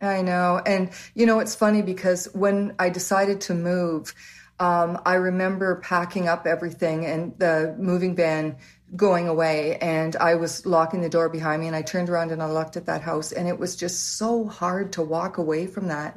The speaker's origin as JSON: {"language": "English", "town": "Waterloo", "region": "Ontario", "country": "Canada", "tie": "born or raised there", "also_born_or_lived": "Canada (born, various cities)", "said": "by the time I was about four or five, we moved to Waterloo, and that's where we've lived ever since"}